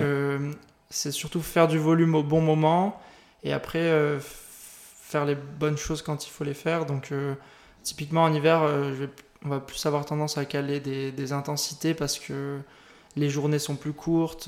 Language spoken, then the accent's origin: French; St. Martin; je viens de Saint-Martin, dans les Antilles. C'est une petite île.